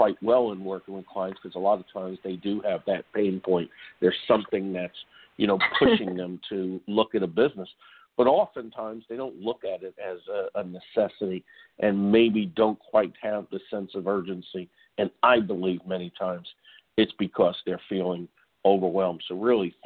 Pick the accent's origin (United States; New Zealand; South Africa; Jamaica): United States; New York; my days growing up in New York